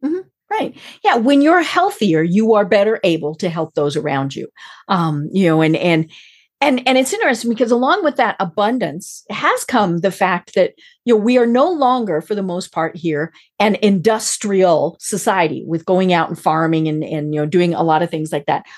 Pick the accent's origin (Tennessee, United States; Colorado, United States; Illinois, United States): Colorado, United States; I'm from Colorado